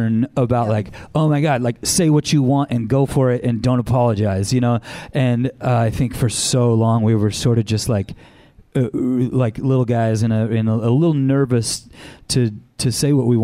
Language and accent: English; Anaheim, California, United States; I grew up in Anaheim.